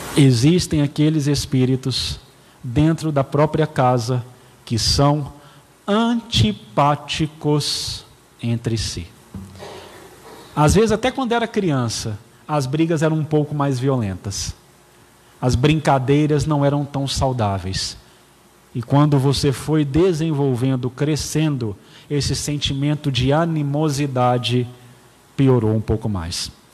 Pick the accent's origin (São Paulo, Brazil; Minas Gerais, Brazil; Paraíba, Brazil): Minas Gerais, Brazil; Patos de Minas; moved away; also born or lived in Belo Horizonte; Eu sou nascido em Belo Horizonte, porém não criado em Belo Horizonte. Sete meses de idade, eu fui para Patos de Minas, então eu sou patense